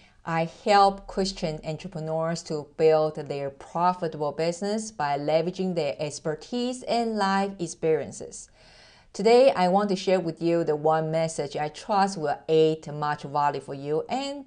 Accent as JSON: {"language": "English", "country": "Taiwan", "accent": "mixture of American, British English, German, Japanese and Mandarin", "second_language": "English", "moved": "yes", "said": "As you can hear that I am originally from Taiwan, I'm Asian, and through the 18 years of relocation, my accent totally mess up."}